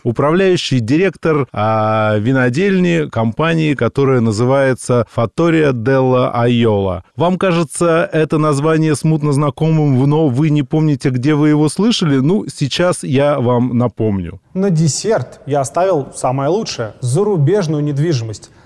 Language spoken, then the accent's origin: Russian; Moscow, Russia; Мы, москвичи, вообще акаем